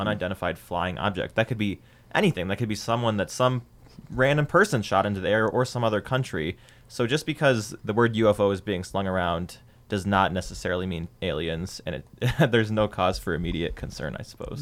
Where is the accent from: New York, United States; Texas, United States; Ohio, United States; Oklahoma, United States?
Ohio, United States; I'm from Ohio